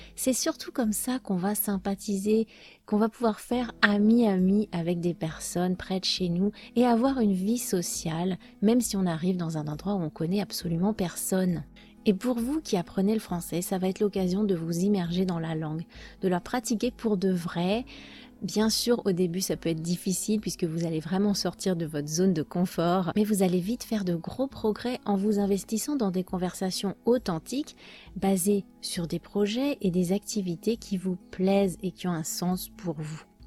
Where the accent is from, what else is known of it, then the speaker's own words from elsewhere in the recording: France; Chez nous en France